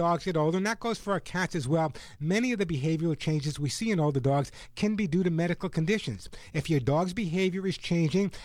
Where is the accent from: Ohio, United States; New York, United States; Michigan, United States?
New York, United States; also born or lived in Sedona, Arizona; now in Southern California, United States; my home state of New York.